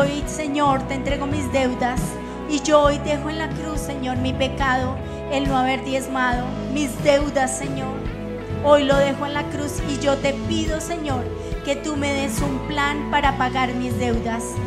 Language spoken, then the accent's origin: Spanish; Colombia; como colombianos